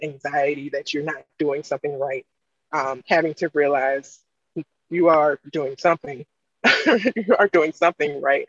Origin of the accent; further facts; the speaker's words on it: East Coast, United States; also born or lived in Maryland; I was in the Midwest and I'm from the East Coast.